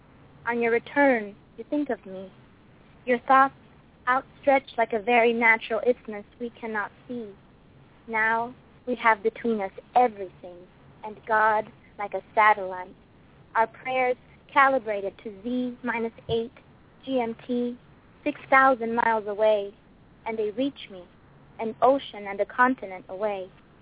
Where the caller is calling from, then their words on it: Los Angeles, California, United States; Hi, I'm calling from Los Angeles